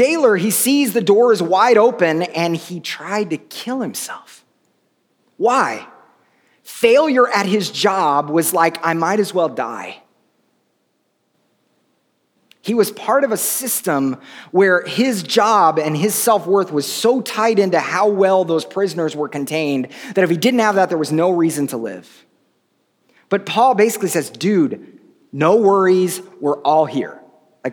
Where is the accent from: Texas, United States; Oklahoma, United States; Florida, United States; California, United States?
Oklahoma, United States; I grew up in Oklahoma, and we had lots of tornadoes